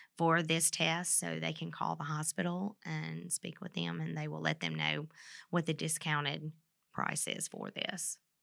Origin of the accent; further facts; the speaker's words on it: Mississippi, United States; moved away as an adult; now in Vincennes, United States; I'm from Mississippi